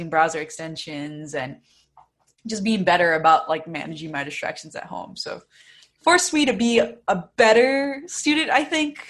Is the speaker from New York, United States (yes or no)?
no; Bell Gardens, California, United States; also born or lived in Los Angeles; I'm a senior studying computer engineering and computer science, and I'm from Bell Gardens, California, but I'm currently doing Zoom University from Los Angeles